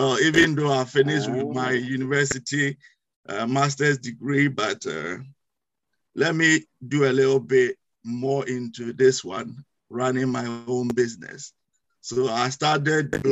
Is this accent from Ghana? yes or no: yes; Ghana; moved away as an adult; now in United Kingdom; as you may notice from my accent, I'm not originally from UK. I'm from West Africa, in Ghana.